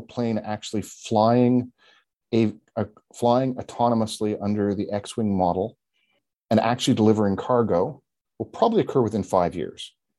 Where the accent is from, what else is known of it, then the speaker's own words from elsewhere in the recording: Canada; as a Canadian